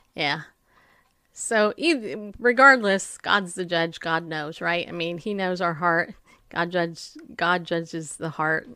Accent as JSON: {"language": "English", "region": "California", "country": "United States", "tie": "born or raised there", "also_born_or_lived": "New York", "said": "I grew up in California"}